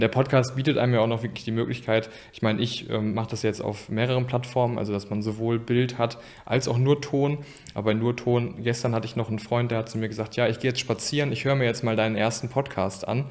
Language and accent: German; Geldern, North Rhine-Westphalia, Germany; ich komme ja aus Geldern